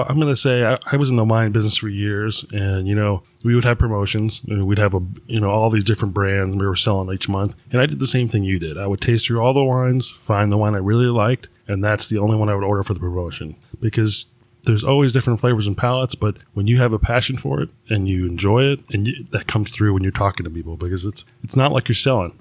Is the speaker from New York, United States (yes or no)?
yes; New York, United States; I grew up in New York